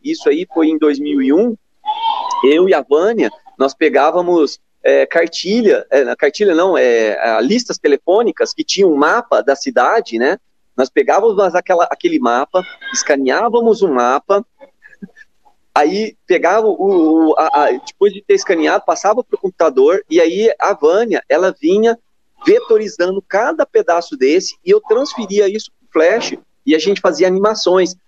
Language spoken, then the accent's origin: Portuguese; Suzano, São Paulo, Brazil; now in Franca, Brazil; nasci em Suzano, mas é, Franca é a minha cidade do coração mesmo. Tá? É a cidade que, que eu escolhi para viver.